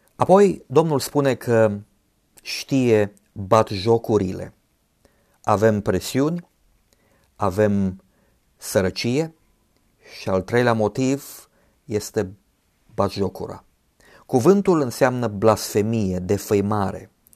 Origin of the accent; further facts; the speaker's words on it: Romania; ne-am născut în România